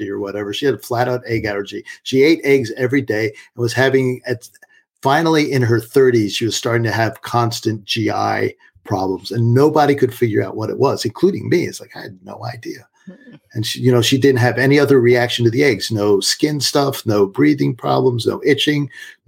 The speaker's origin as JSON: {"language": "English", "town": "Washington", "region": "District of Columbia", "country": "United States", "tie": "born or raised there", "moved": "yes", "said": "I grew up in Washington, D.C."}